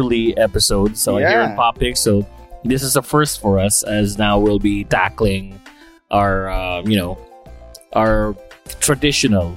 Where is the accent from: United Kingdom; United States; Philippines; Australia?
Philippines; we're all Filipino